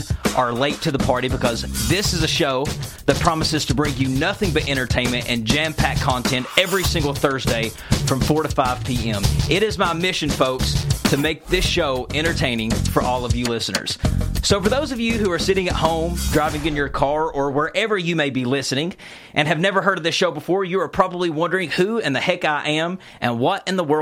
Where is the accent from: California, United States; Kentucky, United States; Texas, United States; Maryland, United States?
Kentucky, United States; Eastern; Growing up in Eastern Kentucky, I used to stay with my mama a lot